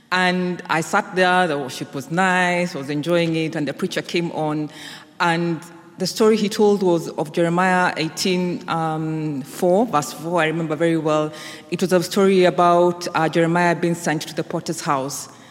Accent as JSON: {"language": "English", "country": "Kenya", "moved": "yes", "said": "I was back home in Kenya, which is my home country."}